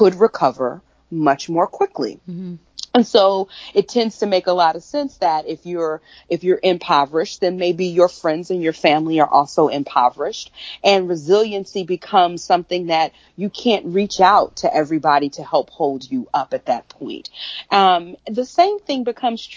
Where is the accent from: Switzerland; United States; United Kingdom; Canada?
United States; Prichard, Alabama; also born or lived in Mobile, Alabama; I'm from Mobile. I am from Pritchard, Alabama, and colloquially this name called Africatown. My father had been the mayor in Pritchard, so I really grew up seeing